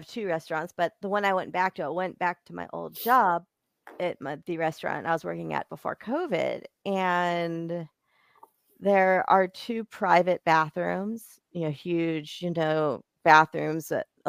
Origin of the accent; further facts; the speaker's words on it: Bakersfield, California, United States; I grew up in Bakersfield, so I saw like some really serious addicts